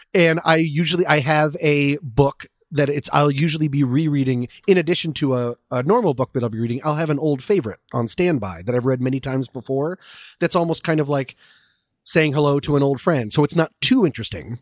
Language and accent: English; Boulder, Colorado, United States; also born or lived in Washington, D.C. / Vienna, Virginia; now in Los Angeles, United States; I was born in Washington, D C, lived in Vienna, Virginia, and in fourth grade moved to Boulder, Colorado, and now I live here in Los Angeles